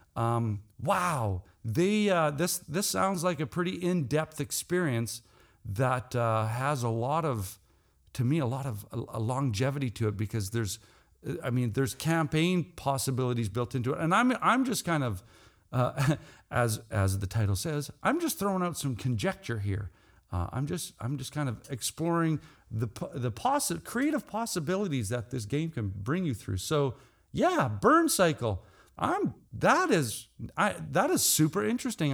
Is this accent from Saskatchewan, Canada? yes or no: yes; Saskatchewan, Canada; I'm from Saskatchewan, Canada.